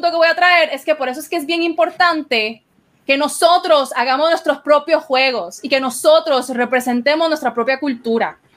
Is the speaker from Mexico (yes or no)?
no; Costa Rica; now in Puerto Rico; yo soy ciudadana estadounidense pero yo emigré de América Central yo, me, yo emigré de Costa Rica a Puerto Rico